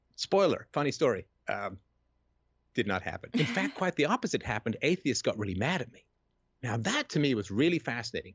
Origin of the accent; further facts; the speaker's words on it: England, United Kingdom; growing up in England in the seventies